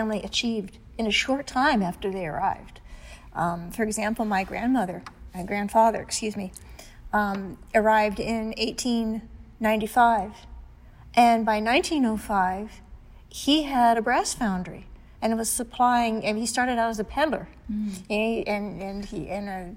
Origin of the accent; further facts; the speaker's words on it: near Cincinnati, Ohio, United States; I grew up down near Cincinnati